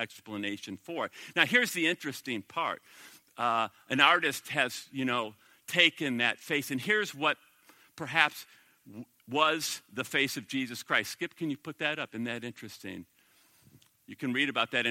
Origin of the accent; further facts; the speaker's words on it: Minnesota, United States; I'm from the Promised Land, Minnesota.